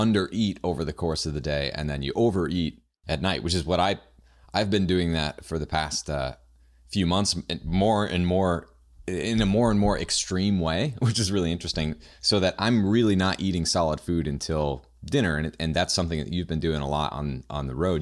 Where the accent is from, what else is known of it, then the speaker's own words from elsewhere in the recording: New Hampshire, United States; I am from New Hampshire